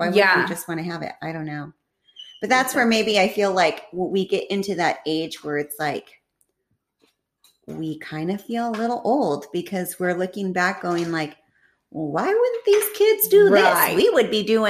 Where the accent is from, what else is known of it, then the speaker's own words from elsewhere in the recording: Fresno, California, United States; I grew up in Fresno.